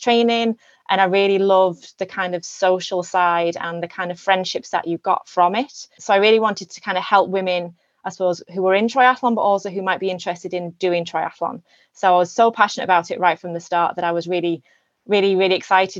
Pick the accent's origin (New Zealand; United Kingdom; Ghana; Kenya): United Kingdom; England; moved away as an adult; now in Ireland; I'm originally from England. I moved over here in 2011